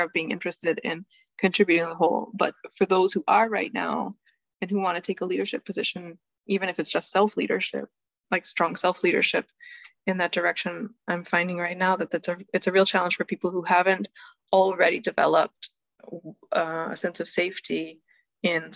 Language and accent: English; United States; I grew up in the US